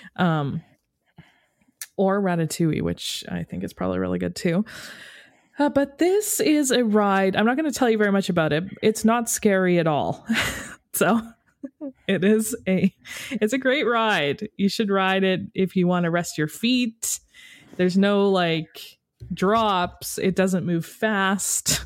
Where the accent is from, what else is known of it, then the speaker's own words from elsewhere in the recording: Canada; we're from Canada